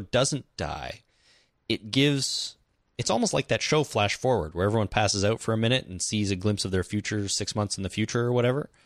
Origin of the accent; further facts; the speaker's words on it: Canada; we're Canadian